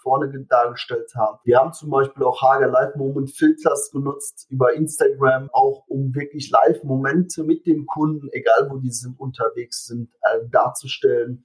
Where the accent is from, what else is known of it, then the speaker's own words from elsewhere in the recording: Germany; bei uns in Deutschland